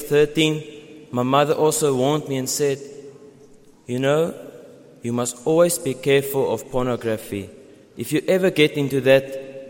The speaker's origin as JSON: {"language": "English", "town": "Pretoria", "region": "Gauteng", "country": "South Africa", "said": "I come from Pretoria."}